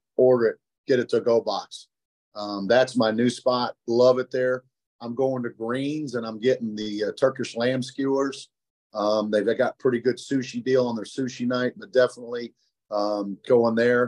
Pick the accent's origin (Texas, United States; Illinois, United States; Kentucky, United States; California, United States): Illinois, United States; Chicago; moved away; growing up in Chicago